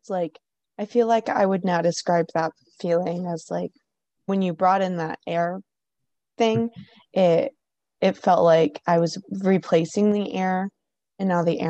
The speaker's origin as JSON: {"language": "English", "region": "Western Kansas", "country": "United States", "tie": "born or raised there", "said": "growing up in Western Kansas"}